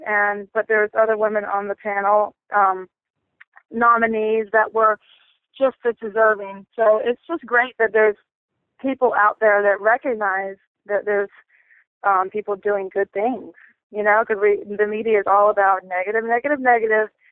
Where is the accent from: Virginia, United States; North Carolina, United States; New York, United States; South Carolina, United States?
North Carolina, United States; I'm from the Lumbee and Tuscarora tribe from North Carolina in the States